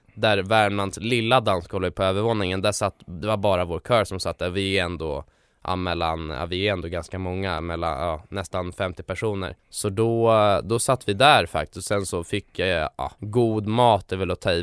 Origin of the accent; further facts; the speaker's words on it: Stockholm, Stockholm County, Sweden; på Söder där jag kommer ifrån